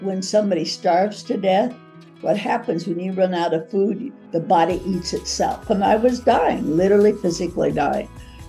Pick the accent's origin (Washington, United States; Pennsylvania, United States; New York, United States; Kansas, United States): Kansas, United States; And I was raised in Kansas, Bible Belt